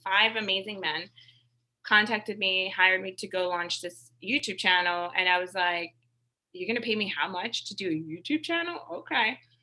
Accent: the Hamptons, New York, United States; a vanilla Latina, uh, growing up in the Hamptons

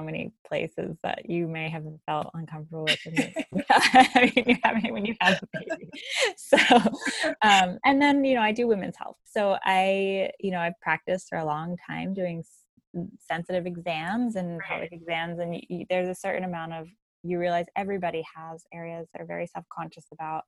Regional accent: 3 hours north of Los Angeles, California, United States; I grew up in California, that I was 3 hours north of Los Angeles

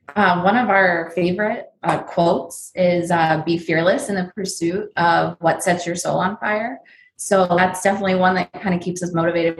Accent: New Jersey, United States; also born or lived in Pennsylvania / Orlando, Florida; now in Las Vegas, United States; I'm originally from New Jersey and Pennsylvania

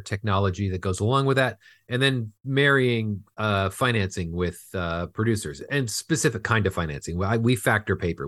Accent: Fullerton, California, United States; I grew up in Fullerton, California, which is just in the border of L A and Orange County

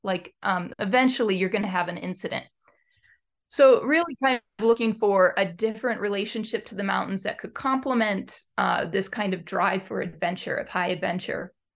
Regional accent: Detroit, Michigan, United States; now in eastern North Cascades, United States; I was raised in Metro Detroit, a suburb of Detroit

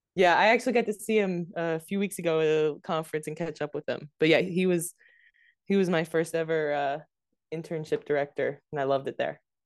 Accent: Delaware, United States; moved away; also born or lived in North Carolina; I'm from Delaware

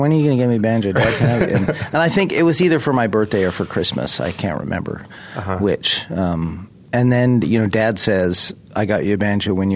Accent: California, United States; I was raised in Southern California and Northern California

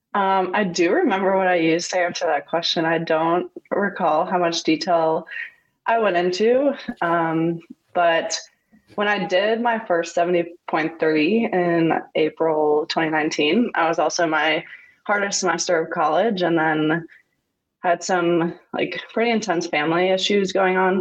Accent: Huntington, New York, United States; I'm from Huntington, New York, which is on Long Island

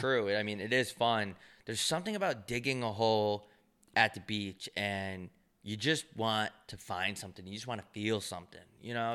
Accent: New York, United States; growing up in New York

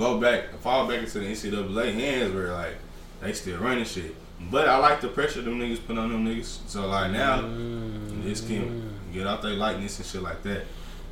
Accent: Fort Worth, Texas, United States; I'm from Fort Worth

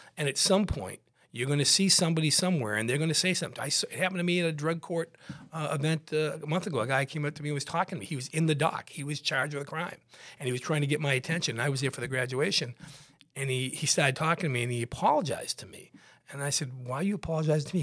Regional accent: West Bridgewater, Massachusetts, United States; I grew up, I grew up in West Bridgewater, a little town right next to Brockton

